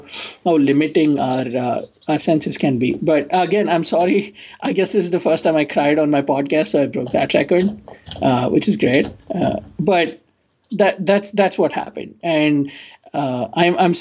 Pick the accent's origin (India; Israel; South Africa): India; now in United States; as an Indian